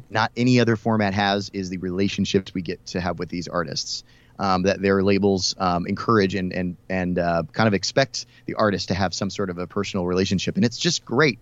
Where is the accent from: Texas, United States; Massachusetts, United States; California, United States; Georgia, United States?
Texas, United States; Houston; now in Dallas, United States; I'm Texas born and raised. I grew up in Houston.